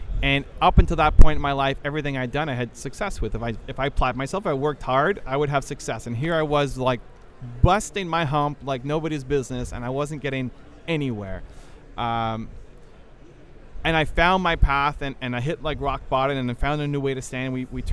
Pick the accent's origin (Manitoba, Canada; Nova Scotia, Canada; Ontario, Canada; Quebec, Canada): Ontario, Canada; Toronto; I am from Toronto, Canada